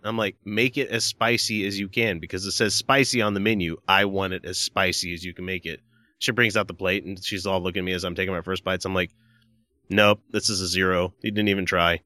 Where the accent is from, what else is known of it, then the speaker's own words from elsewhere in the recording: Deep South, United States; moved away; I grew up deep south